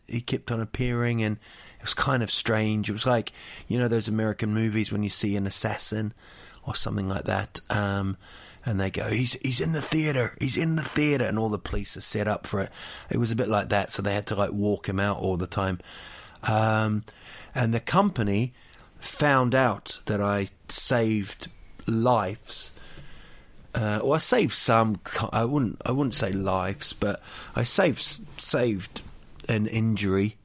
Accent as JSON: {"language": "English", "town": "Rotorua", "region": "Bay of Plenty", "country": "New Zealand", "tie": "born or raised there", "said": "Rotorua, my hometown"}